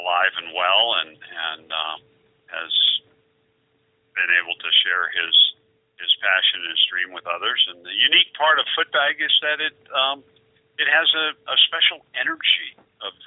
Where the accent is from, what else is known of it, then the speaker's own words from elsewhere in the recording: Oregon, United States; I grew up in Oregon